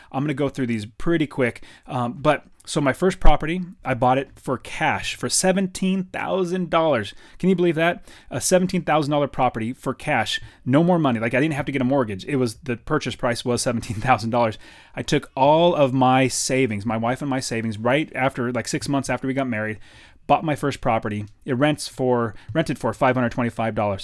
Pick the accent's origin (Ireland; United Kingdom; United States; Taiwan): United States; Fresno, California; moved away as an adult; now in Phoenix, United States; I grew up in Fresno, California.